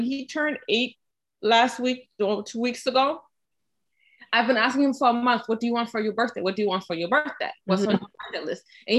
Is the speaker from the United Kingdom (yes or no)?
no; Germany; moved away; So I was born and raised in Germany and grow up in a mixed culture of German and Ghanaian. So it's important to me that he has that too. I speak German to him